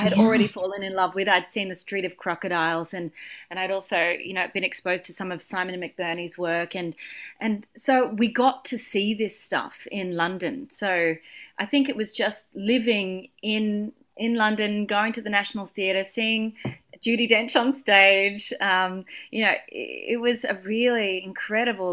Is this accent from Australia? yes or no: yes; Wagga Wagga, New South Wales, Australia; I grew up in Wagga Wagga